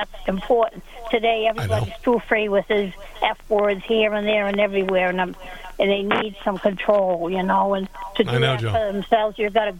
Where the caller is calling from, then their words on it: Pembroke, New Hampshire, United States; Pembroke, New Hampshire. But I come 3 days a week. I come from Massachusetts to New Hampshire after visiting my brother, who's bedridden.